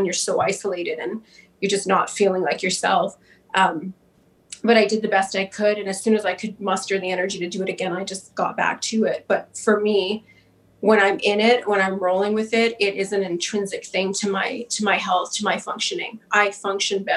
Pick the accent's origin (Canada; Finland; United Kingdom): Canada; Winnipeg, Manitoba; I'm from Winnipeg